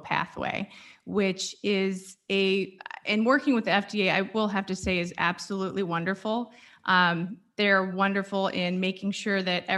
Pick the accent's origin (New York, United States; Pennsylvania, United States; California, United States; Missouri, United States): Missouri, United States; St. Louis; I'm from St. Louis, born and raised in St. Louis.